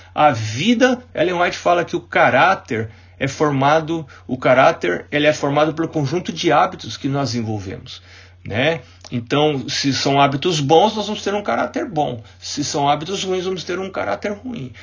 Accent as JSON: {"language": "Portuguese", "town": "Itapecerica da Serra", "region": "São Paulo", "country": "Brazil", "tie": "born or raised there", "said": "igreja onde eu cresci, um menino, que foi a igreja do Unasp, ah, Campus um, né? É, ali em Itapsirica da Serra"}